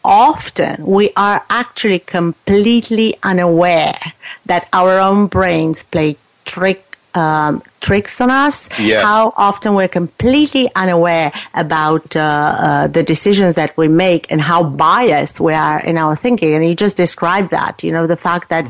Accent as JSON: {"language": "English", "country": "Romania", "tie": "born or raised there", "moved": "as an adult", "lives_now": "Canada", "said": "I was born in Romania, so I lived in a communist country"}